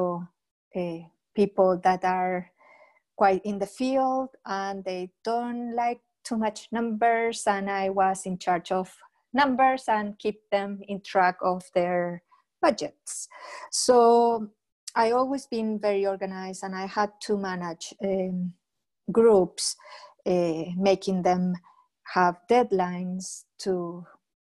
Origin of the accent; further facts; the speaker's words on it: Chile; moved away as an adult; now in Scotland, United Kingdom; I'm from Chile, but I'm living in Scotland for the past 16 years already